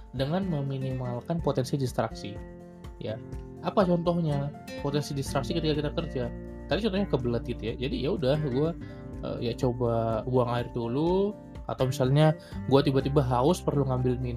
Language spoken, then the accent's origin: Indonesian; Medan, North Sumatra, Indonesia; now in Bandung, Indonesia; ini kan sekarang gua lagi di Medan itu di tempat gua emang sering mati lampu